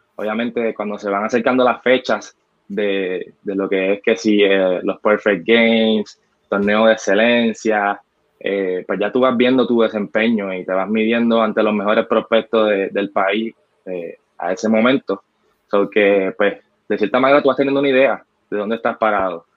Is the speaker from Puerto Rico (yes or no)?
yes; Loíza, Puerto Rico; also born or lived in Gurabo, Puerto Rico; soy natural de Loiza, nacido y criado allá